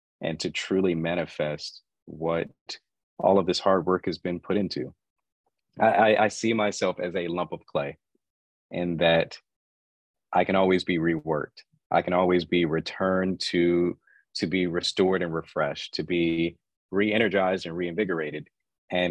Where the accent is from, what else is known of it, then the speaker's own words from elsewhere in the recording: Asheville, North Carolina, United States; I was born and raised in Asheville, North Carolina